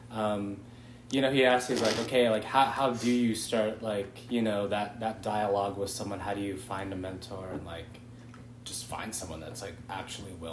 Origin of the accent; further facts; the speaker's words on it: San Clemente, California, United States; moved away as an adult; I'm from San Clemente, California.